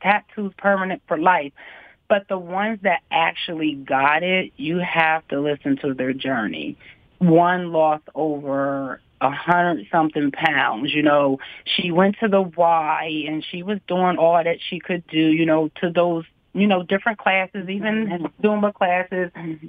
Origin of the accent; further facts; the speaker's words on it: Harrisburg, Pennsylvania, United States; also born or lived in Virginia; I'm born and raised in Harrisburg